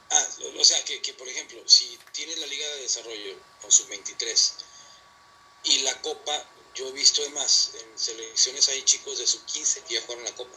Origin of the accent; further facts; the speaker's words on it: Monterrey, Nuevo León, Mexico; also born or lived in Durango; soy de Monterrey